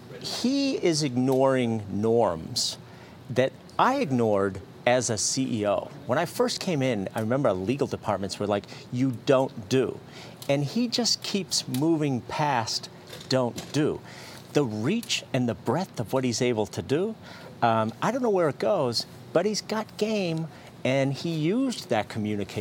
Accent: Fitchburg, Massachusetts, United States; I was born in Fitchburg, Massachusetts. Five brothers and sisters in my family with one bathroom

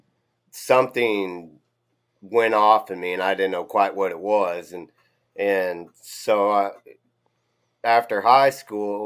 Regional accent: South Texas, United States; moved away as an adult; also born or lived in Wyoming; now in South Carolina, United States; I grew up in South Texas, and a triplet, twin brother, twin sister

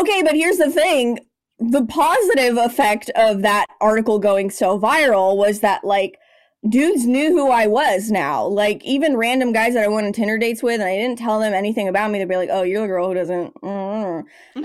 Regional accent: Los Angeles, California, United States; also born or lived in San Francisco Bay Area; I came to L A, which is my hometown

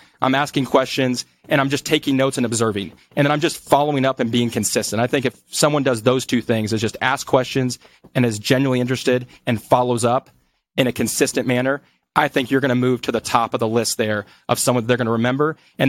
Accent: Colombia; because I was from Colombia, I was able to introduce them and get them discounts on their hotels

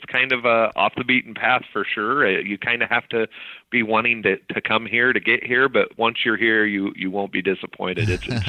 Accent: Joseph, Oregon, United States; also born or lived in Blue Mountains / Klamath County; I actually grew up here in Joseph, which is a great place to grow up

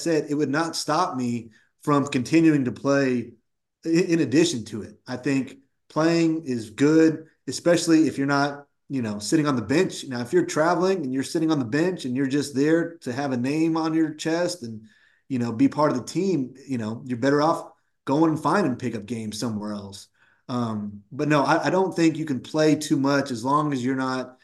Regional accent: Woodland, California, United States; I grew up in Woodland, California, which is about 20-25 minutes from UC Davis

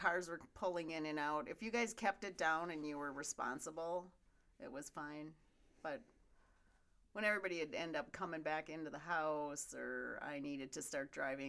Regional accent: Chain of Lakes, Central Wisconsin, United States; I had my own boat. Grew up on the water.

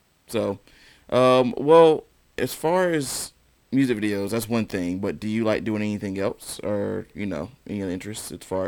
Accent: High Point, North Carolina, United States; when I grew up in High Point

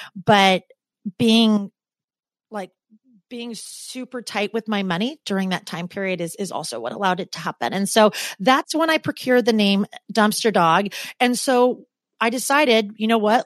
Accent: Portland, Oregon, United States; moved away as an adult; now in New York, United States; I'm from Portland, and Portland is just such an easy place to be.

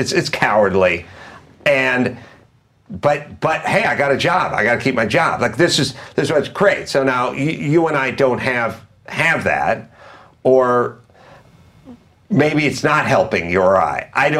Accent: Valley Village, California, United States; I grew up in Valley Village.

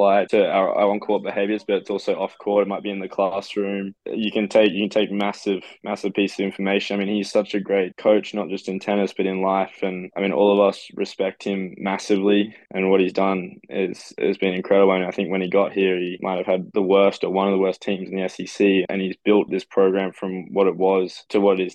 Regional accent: Queensland, Australia; moved away as an adult; now in South Carolina, United States; growing up in Australia

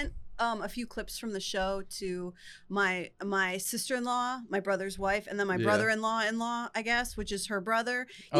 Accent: Flemington, New Jersey, United States; moved away; also born or lived in Queens, New York; I'm from Flemington.

